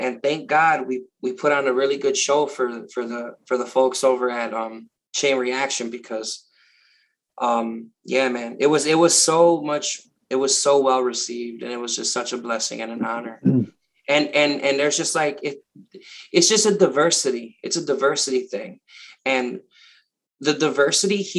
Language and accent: English; Chicago, Illinois, United States; moved away; also born or lived in Milwaukee; I'm from Chicago, but I lived in Milwaukee for a long time.